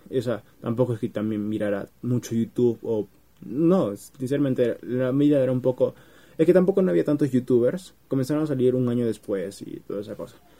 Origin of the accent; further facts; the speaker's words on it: Peru; En mi país, Perú, es escuela secundaria